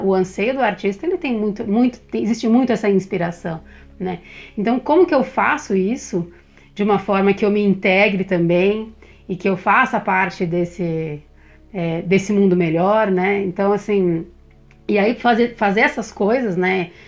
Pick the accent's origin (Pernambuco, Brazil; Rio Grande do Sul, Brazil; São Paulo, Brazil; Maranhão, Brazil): São Paulo, Brazil; eu nasci, eu sou de São Paulo